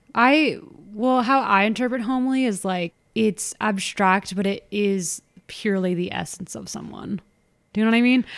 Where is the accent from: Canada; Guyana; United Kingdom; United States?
United States; Orange County, California; We grew up in Orange County.